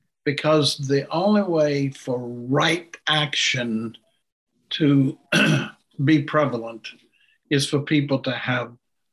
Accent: United States; Yes, it's part of American democracy, but I also do it because my value system won't let me

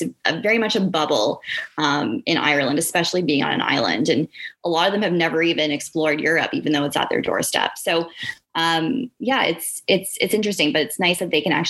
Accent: Oakville, Ontario, Canada; I was sort of set on living and working downtown Toronto because I was from Oakville.

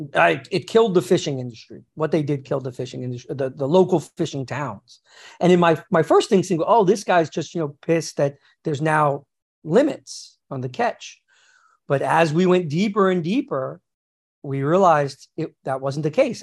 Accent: New York, United States; also born or lived in Los Angeles; as a New Yorker

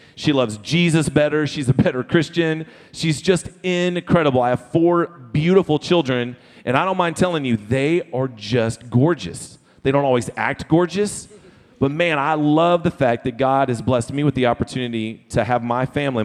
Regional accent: Florida, United States; also born or lived in Texas; now in Sugar Land, United States; I am from Florida originally

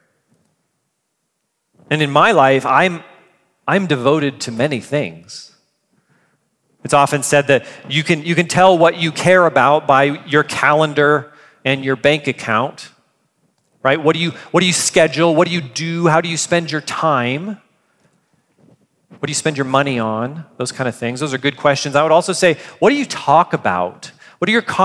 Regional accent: United States; as an American

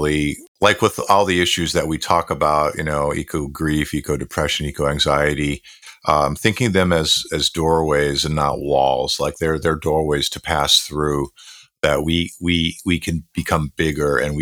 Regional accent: Buffalo, New York, United States; where I grew up in Western New York, in Buffalo, New York

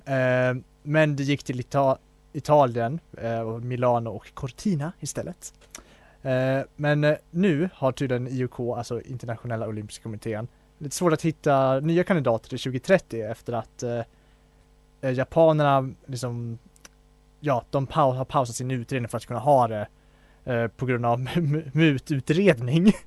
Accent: Falun, Dalarna County, Sweden; min hemstad Falun

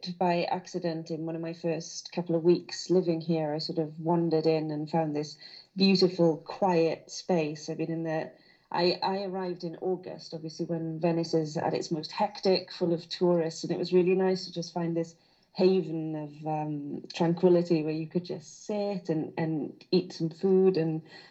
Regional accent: Carmarthen, Wales, United Kingdom; accent: Welsh lilt; also born or lived in Burry Port, Wales; I was brought up in Carmarthen, well, halfway between Carmarthen and Llanelli, so southwest Wales

